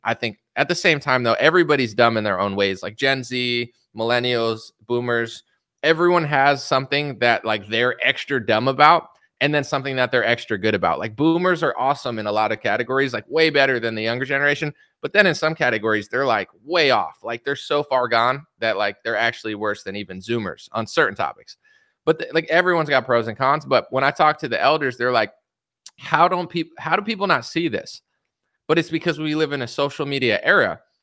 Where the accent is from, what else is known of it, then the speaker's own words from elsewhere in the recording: United States; I'm an American.